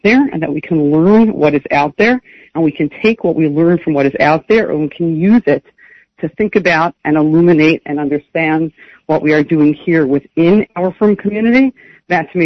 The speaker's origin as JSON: {"language": "English", "town": "New York City", "region": "New York", "country": "United States", "tie": "born or raised there", "also_born_or_lived": "Riverdale", "said": "I grew up in Brooklyn. I grew up in a yeshivish community in Brooklyn"}